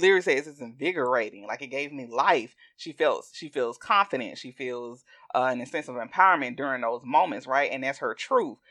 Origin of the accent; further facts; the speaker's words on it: the South, United States; accent: southern; my southern accent